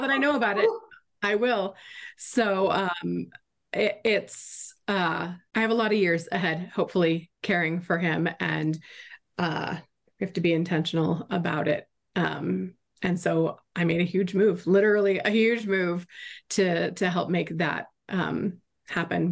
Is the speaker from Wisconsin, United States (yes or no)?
no; Florida, United States; moved away as an adult; also born or lived in Arizona; I grew up in Florida